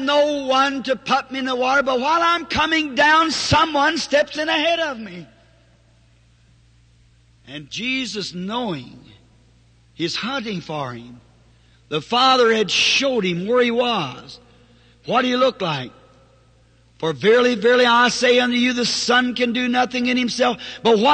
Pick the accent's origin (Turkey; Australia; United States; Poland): United States; the South; I'm a Southerner.